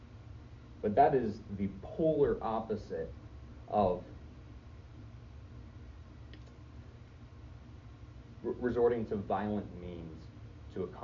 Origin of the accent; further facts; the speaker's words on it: United States; as an American